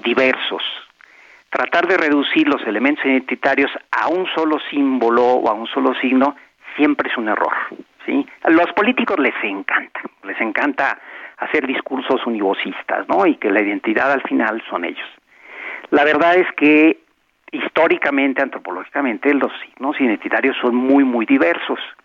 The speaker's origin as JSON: {"language": "Spanish", "country": "Mexico"}